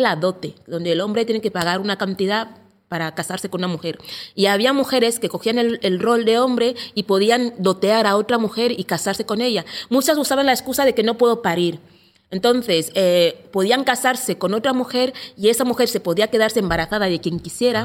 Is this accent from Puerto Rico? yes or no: no; Equatorial Guinea; now in Barcelona, Spain; de Guinea Ecuatorial. Eh, llevo en España más o menos 12 años